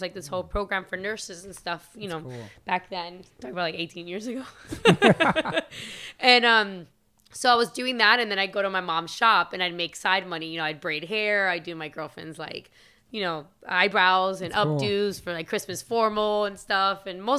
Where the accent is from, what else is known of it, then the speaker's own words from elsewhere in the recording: Miami, Florida, United States; Cause I'm here and I grew up in Miami, but you know, and I'm American, but I grew up very Latin.